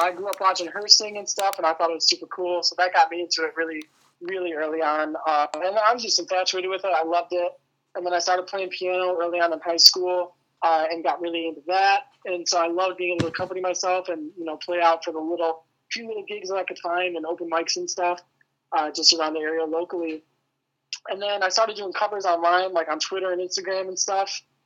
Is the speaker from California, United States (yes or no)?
no; outside Metro Detroit, Michigan, United States; I, live like just outside of like Metro Detroit area. Um, it's kind of a smaller town, but yeah, but I've lived here my whole life